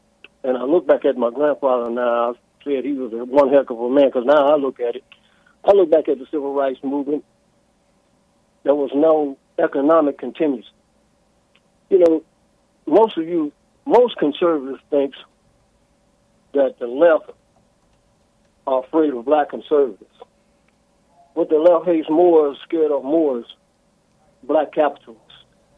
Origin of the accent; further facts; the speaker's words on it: the South, Tennessee, United States; I grew up here in the South, being in my 60s, but I grew up with a grandfather who was a Garveyite.